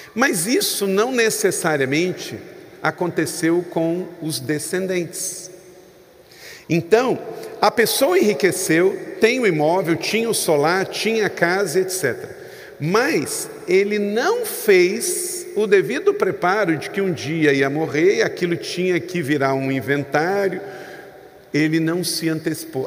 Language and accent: Portuguese; Rio de Janeiro, Brazil; eu sou natural do estado do Rio de Janeiro